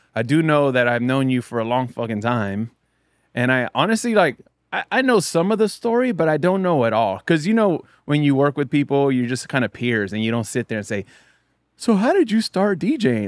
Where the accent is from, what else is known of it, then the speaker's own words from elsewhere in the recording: South Bay, California, United States; I grew up in the South Bay